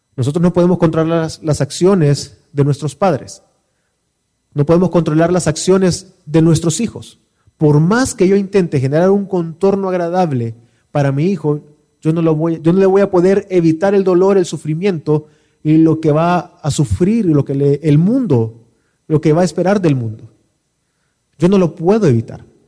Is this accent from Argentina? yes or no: no; El Salvador; Como salvadoreños, ¿qué es lo que no nos permite disfrutar de nuestro país